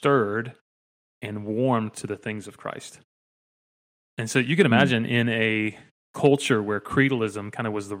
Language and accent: English; Dalton, Georgia, United States; I grew up in, you can see if you're watching on YouTube, Whitfield County.